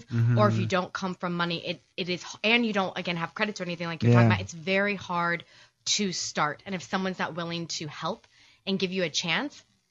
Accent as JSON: {"language": "English", "region": "Missouri", "country": "United States", "also_born_or_lived": "New York", "moved": "as an adult", "said": "I'm from the Midwest, from Missouri"}